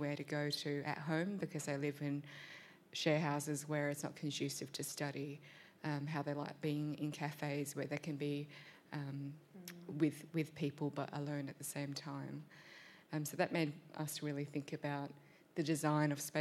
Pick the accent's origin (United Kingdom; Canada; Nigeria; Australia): Australia; first language English; I was born in Australia, English is my first language, but I have a complicated relationship with my Vietnamese heritage